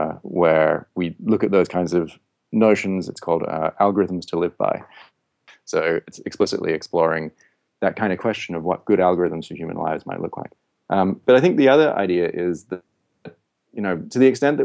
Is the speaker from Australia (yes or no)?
yes; Western Australia, Australia; I grew up in Western Australia